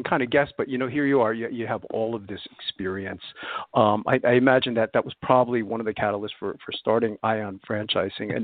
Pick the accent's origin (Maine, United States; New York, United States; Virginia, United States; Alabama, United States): New York, United States; New York City; now in Pennsylvania, United States; I'm originally from Brooklyn, New York, Carroll Gardens area